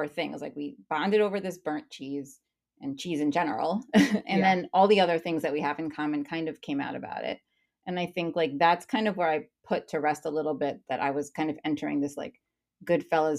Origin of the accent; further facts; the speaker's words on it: East Coast, United States; moved away as an adult; also born or lived in New York; I'm from the East Coast